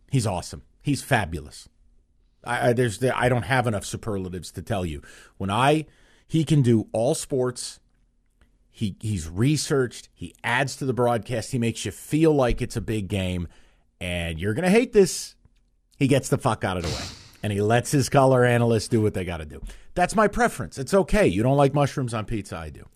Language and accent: English; United States; moved away; I grew up, like, two and a half, three hours south.